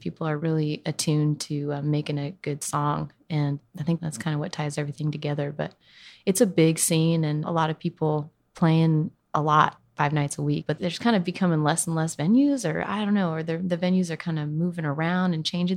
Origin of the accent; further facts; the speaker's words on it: Northern California, United States; I grew up in California, in Northern California, kind of between Sacramento and Lake Tahoe.